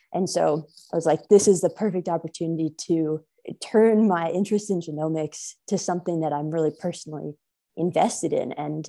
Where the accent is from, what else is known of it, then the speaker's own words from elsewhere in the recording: Houston, Texas, United States; moved away; my hometown of Houston